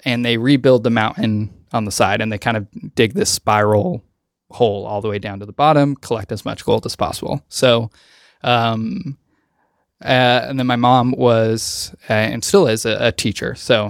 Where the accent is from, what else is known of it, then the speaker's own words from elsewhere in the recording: Beatty, Nevada, United States; So I'm from Nevada. I am from a very small town in Nevada, about an hour and 45 minutes northwest of Las Vegas. It's called Beatty, like Warren Beatty